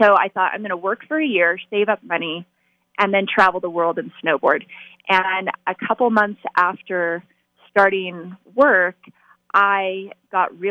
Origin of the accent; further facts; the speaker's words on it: Las Vegas, Nevada, United States; I was born and raised in Las Vegas